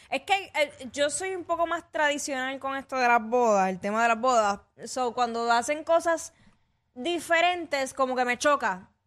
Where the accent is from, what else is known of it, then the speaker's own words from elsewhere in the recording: Mexico; sabes Yo soy